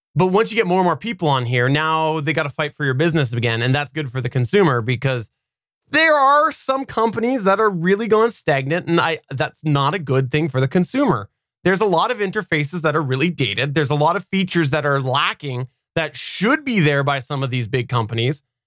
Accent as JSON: {"language": "English", "country": "Canada", "accent": "West Coaster", "said": "I am actually Canadian"}